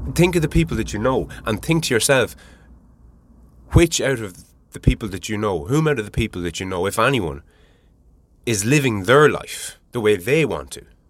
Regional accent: Ireland; I'm Irish

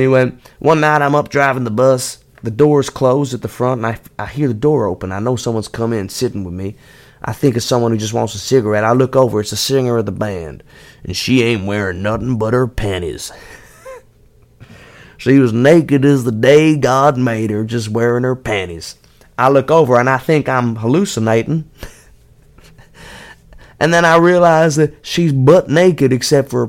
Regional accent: London, United Kingdom; I play in a band called …. We are from London

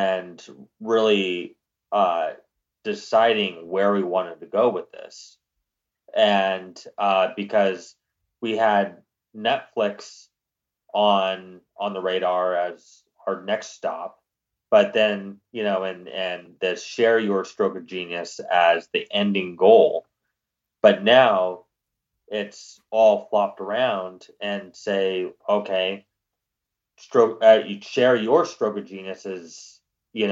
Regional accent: Palm Springs, California, United States; moved away as an adult; also born or lived in Germany / Seattle / Los Angeles / New York; I was born in Germany. I lived a little in Seattle, grew up in Palm Springs and lived in LA for 9 years before heading out to New York

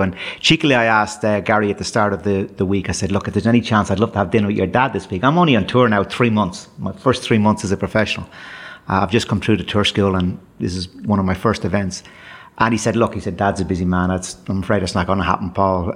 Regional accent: Dublin, Leinster, Ireland; my days growing up in Dublin

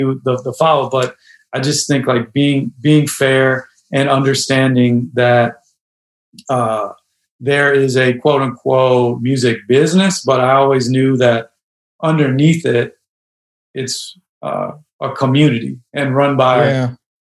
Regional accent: Chicago, Illinois, United States; I grew up in Hyde Park and then now live in Humble Park

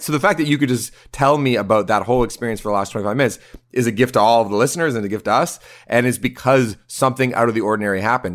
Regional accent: Canada; now in Toronto, Canada; we're Canadian. We're in Toronto.

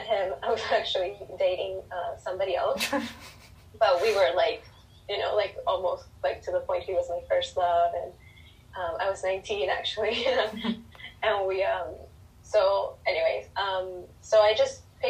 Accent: Chile; moved away as an adult; now in Los Angeles, United States; I'm from Chile. I moved to LA 5 years ago. I lived in LA when I was little for 2 years

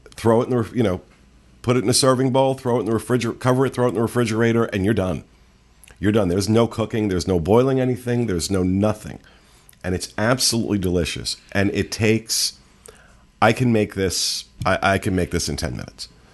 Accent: the North, United States; I prefer being from the north

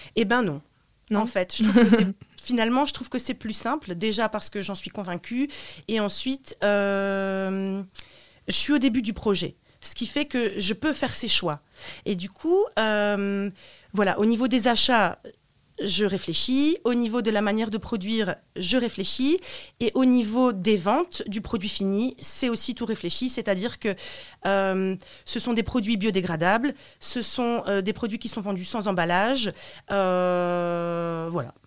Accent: Roubaix, Hauts-de-France, France; also born or lived in Romania; now in Lille, France; j'habite à Lille, je suis née à Roubaix

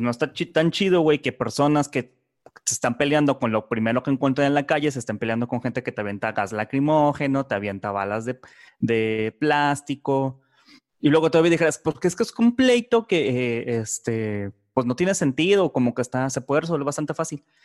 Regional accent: Mexico

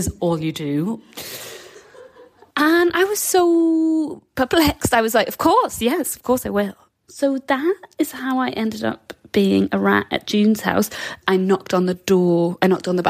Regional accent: Newcastle upon Tyne, North East England, United Kingdom; so I'm from Newcastle

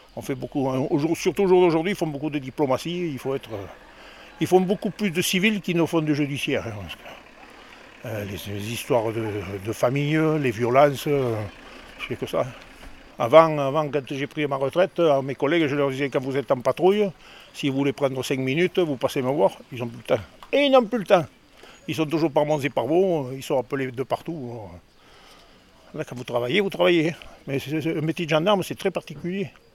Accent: the Midi, France; now in Dordogne, France; Je suis un enfant du pays, je suis du Midi

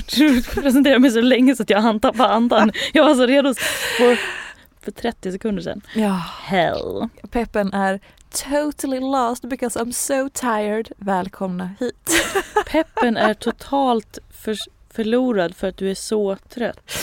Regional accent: Hedemora, Dalarna County, Sweden; jag är ju från Hedemora

